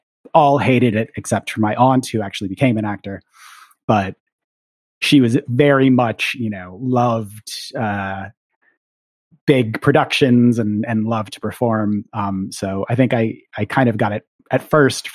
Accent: Minneapolis, Minnesota, United States; also born or lived in London, United Kingdom; now in New York City, United States; I grew up in the Twin Cities in Minnesota

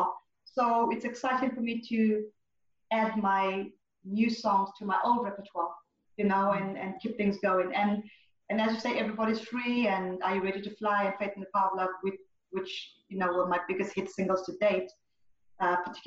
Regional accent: Zimbabwe; moved away as an adult; also born or lived in Zambia; I was born in Zambia and grew up in Zimbabwe

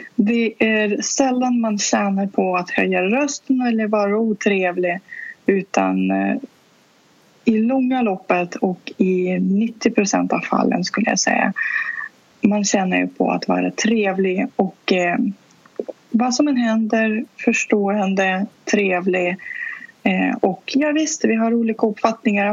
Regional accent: Saint Petersburg, Russia; first language Russian; Swedish is a second language; also born or lived in Stockholm region, Sweden; now in Stockholm, Sweden; ursprungligen kommer jag från Sankt Petersburg där jag var född och uppvuxen. Så ryska är mitt

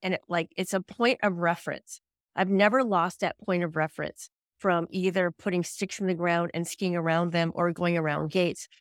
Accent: New England, United States; also born or lived in Vermont / Colorado; I'm from, actually, I'm from New England

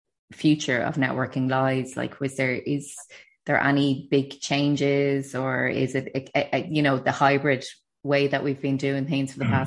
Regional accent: Ireland; I think as Irish people

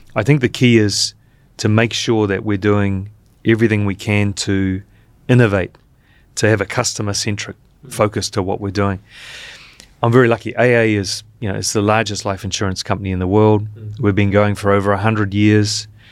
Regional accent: New Zealand; now in Vietnam; working here as a as a New Zealander

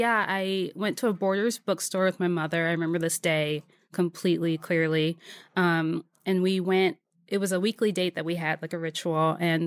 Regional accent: Waldorf, Maryland, United States; also born or lived in Adelphi / Silver Spring; Yeah, so outside of D.C., first in Adelphi, Silver Spring area, and then in Waldorf, which is south of D.C.

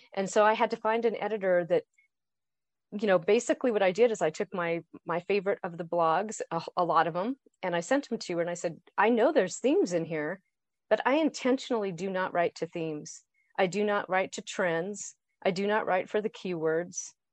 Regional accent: Boise, Idaho, United States; now in Colorado, United States; I grew up in Boise, Idaho. I, I live in Colorado.

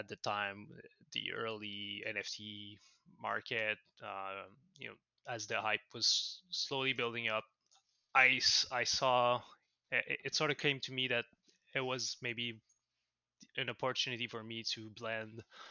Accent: Montreal, Quebec, Canada; accent: French-Canadian; I'm from Montreal, Canada, so in North America. So I'm a French-Canadian, if the accent gave it away

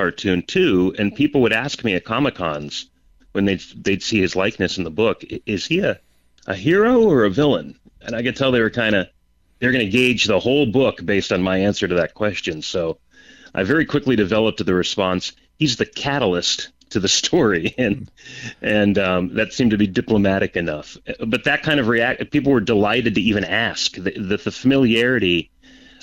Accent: Peoria, Arizona, United States; also born or lived in California; So I grew up in Peoria, which is near Phoenix, and moved to California for college and career

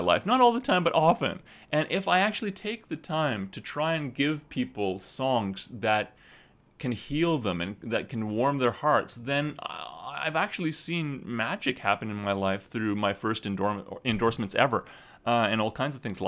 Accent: Western Canada, Canada; born or raised there; moved away as an adult; also born or lived in British Columbia; now in Japan

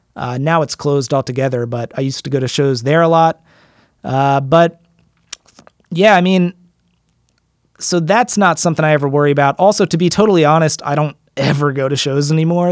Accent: Frederick, Maryland, United States; accent: American; where I live and where I grew up in Frederick, Maryland

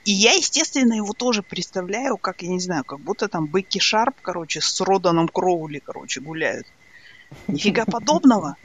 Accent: Ridder, East Kazakhstan Region, Kazakhstan; also born or lived in Australia; now in Ireland; я же выросла в Ридере

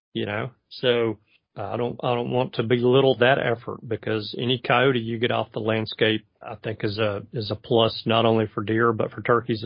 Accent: Alabama, United States; I will speak for my home state

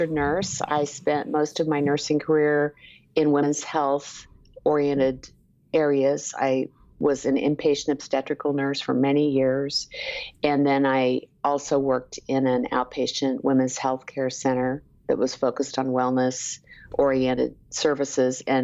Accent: Topeka, Kansas, United States; moved away as an adult; also born or lived in Lawrence, Kansas; now in San Antonio, United States; I was born in Lawrence and really grew up in Topeka, Kansas

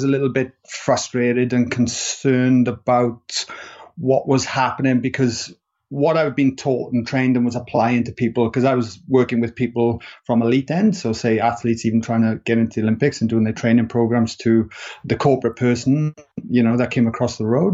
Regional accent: Wales, United Kingdom; accent: Welsh; moved away as an adult; now in Sydney, Australia; I'm a Welshman, if people are wondering what my accent is

